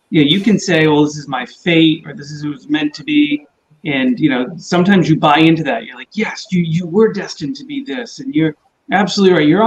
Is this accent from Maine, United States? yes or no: yes; Maine, United States; I'm originally from Maine.